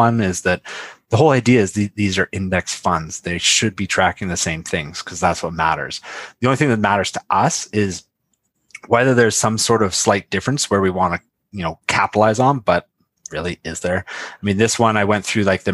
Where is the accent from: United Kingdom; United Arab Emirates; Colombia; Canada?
Canada